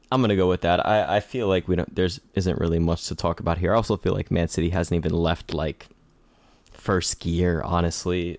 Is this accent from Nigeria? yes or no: no; United States